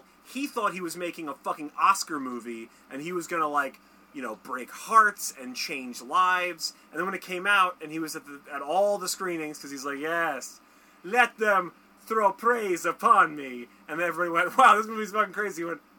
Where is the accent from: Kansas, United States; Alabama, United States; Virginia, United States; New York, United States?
Kansas, United States; Also, I'm from Kansas. This is how we all talk in Kansas.